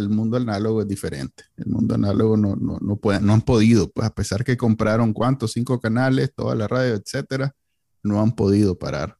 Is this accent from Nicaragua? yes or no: yes; Nicaragua; Somos los NICA, así somos los NICA